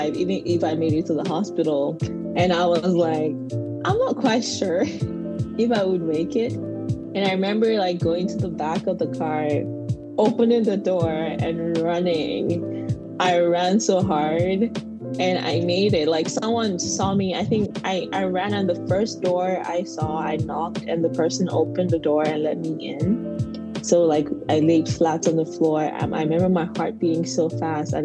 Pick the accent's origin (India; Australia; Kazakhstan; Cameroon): Cameroon; Anglophone region; moved away as an adult; now in United States; I grew up in Cameroon. I'm an Anglophone Cameroonian